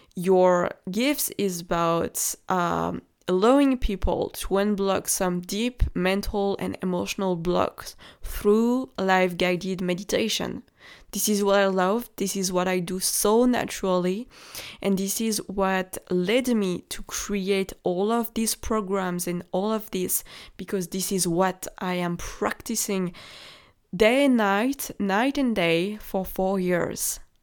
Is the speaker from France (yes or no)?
yes; France; accent: French; English is a second language; I am French. Maybe you can hear it from my accent.